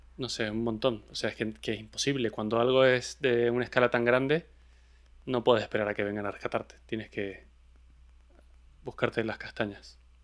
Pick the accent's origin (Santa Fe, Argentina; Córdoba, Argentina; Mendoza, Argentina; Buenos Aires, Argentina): Mendoza, Argentina; de donde soy yo, de Mendoza, en Argentina